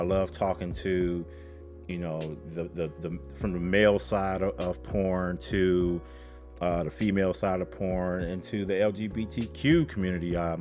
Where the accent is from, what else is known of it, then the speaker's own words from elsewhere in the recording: Chicago, Illinois, United States; I am from Chicago. I do this show from Chicago